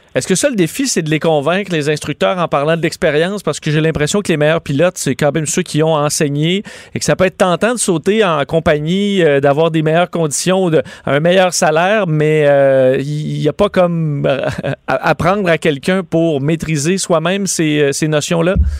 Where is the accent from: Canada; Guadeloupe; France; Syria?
Canada; Quebec